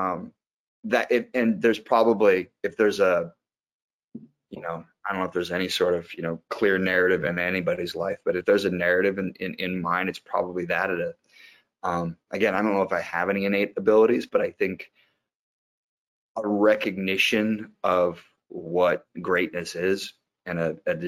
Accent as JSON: {"language": "English", "region": "Iowa", "country": "United States", "tie": "born or raised there", "also_born_or_lived": "Massachusetts", "said": "we grew up in Iowa"}